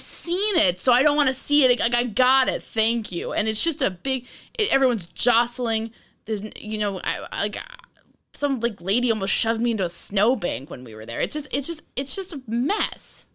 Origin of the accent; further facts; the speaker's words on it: New York, United States; I'm from New York.